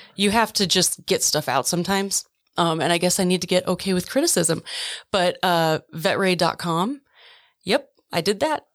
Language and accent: English; Oconomowoc, Wisconsin, United States; moved away as an adult; also born or lived in Twin Falls, Idaho / western United States; I grew up in Oconomowoc, Wisconsin, born in Twin Falls, Idaho